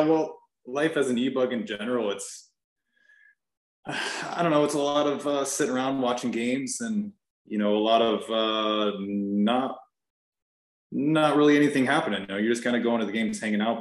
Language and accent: English; Nashville, Tennessee, United States; also born or lived in San Diego, California; I was born in San Diego and I moved here to Nashville when I was like 10, 11 years old